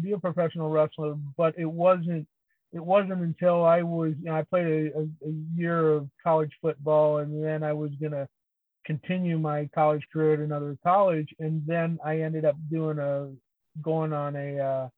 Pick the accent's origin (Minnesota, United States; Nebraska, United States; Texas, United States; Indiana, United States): Nebraska, United States; Northeast; I grew up in Northeast Nebraska